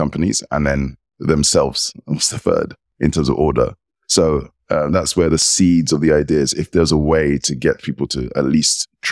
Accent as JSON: {"language": "English", "region": "England", "country": "United Kingdom", "tie": "born or raised there", "said": "I'm British, English, member of the United Kingdom."}